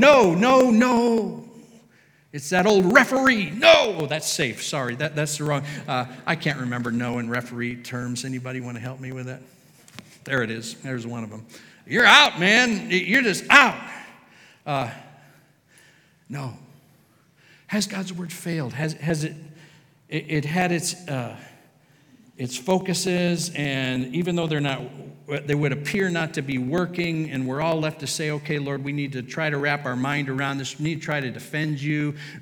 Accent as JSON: {"language": "English", "country": "United States", "said": "We are American"}